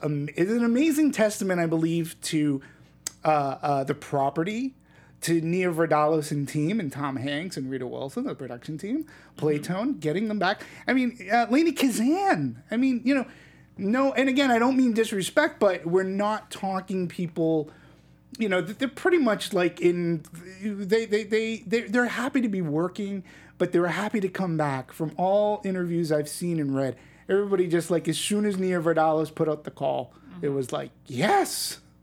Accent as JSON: {"language": "English", "country": "Greece", "accent": "Greek", "said": "I said, I'm going to do my opinion in my Greek accent. So here we go. Being that I am the token Greek on this panel, at the very least."}